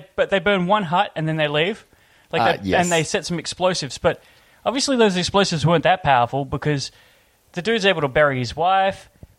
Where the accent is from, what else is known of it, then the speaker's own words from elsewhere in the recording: Australia; If you check my passport, I'm Australian, mate.